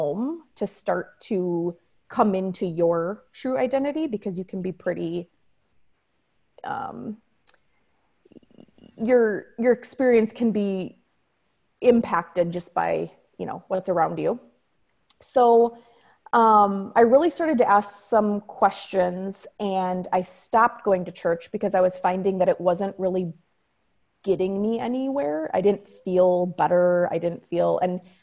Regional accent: Wisconsin, United States; I grew up in Wisconsin

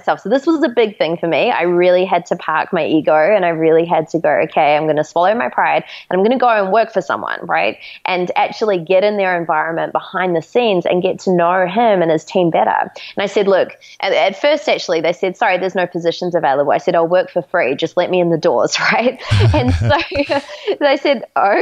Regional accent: New Zealand; we're actually from New Zealand

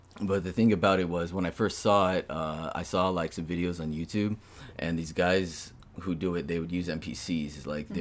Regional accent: Cerritos, California, United States; also born or lived in Long Beach, California; I'm from California. I was born in Long Beach, California.

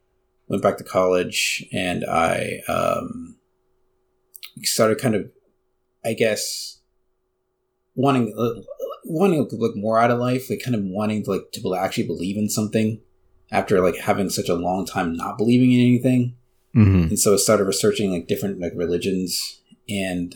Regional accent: United States; also born or lived in Texas; I was born and raised here in the United States, and I was raised Southern Baptist.

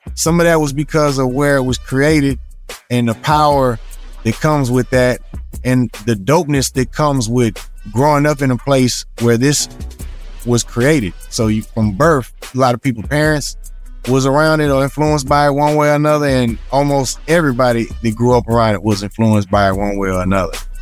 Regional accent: Texas, United States; how it was for me growing up in the South, there was a tremendous amount of pride listening to Southern hip hop for me, or especially Texas hip hop. You know, from from sixth grade in school in Texas

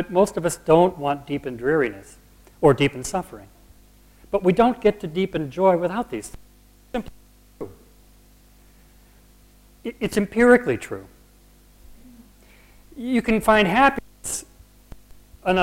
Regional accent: United States; I'm an American and not a Brit

